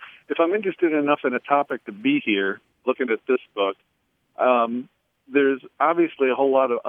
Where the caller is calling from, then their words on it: Noblesville, Indiana, United States; I'm calling from Nobleville, Indiana.